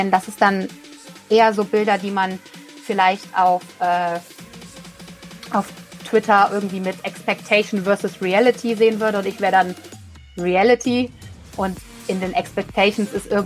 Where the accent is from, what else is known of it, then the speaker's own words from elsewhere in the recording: Rhineland, Germany; ich komme ja hier aus dem Rheinland, ich liebe Karneval